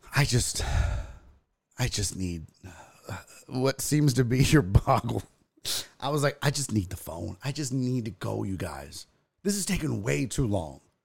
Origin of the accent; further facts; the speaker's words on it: Texas, United States; I'm from Texas